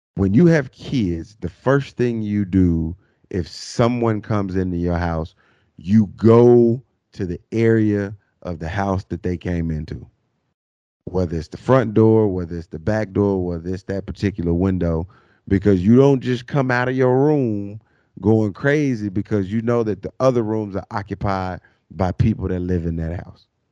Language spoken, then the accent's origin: English; Arkansas, United States; growing up in Arkansas, man, um, driving to school, uh, high school back in those days